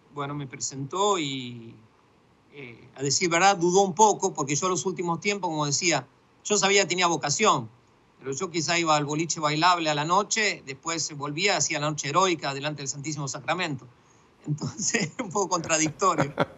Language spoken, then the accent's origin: Spanish; Buenos Aires, Argentina; moved away as an adult; also born or lived in Egypt / Jordan; now in Gaza, Palestine; nací en el 69 y en Buenos Aires y, bueno, viví toda mi infancia ahí y mi adolescencia